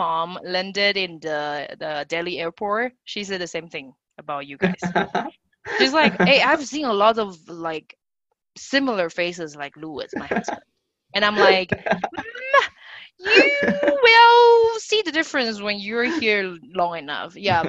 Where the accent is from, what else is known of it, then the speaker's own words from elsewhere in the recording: Taiwan; moved away; Taiwan, my home country